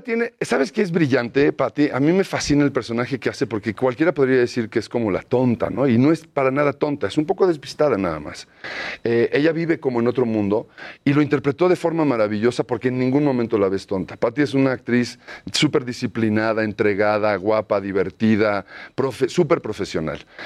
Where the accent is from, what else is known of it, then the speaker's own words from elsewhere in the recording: Mexico City, Mexico; yo siempre viví toda mi infancia por el Hotel de México